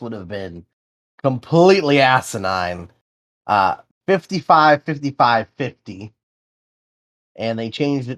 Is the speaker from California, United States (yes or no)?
yes; Sonoma, California, United States; It's my hometown track